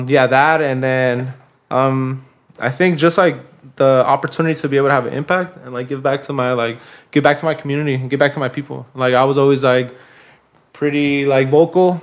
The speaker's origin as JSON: {"language": "English", "town": "Pasadena", "region": "California", "country": "United States", "tie": "born or raised there", "said": "growing up in Pasadena"}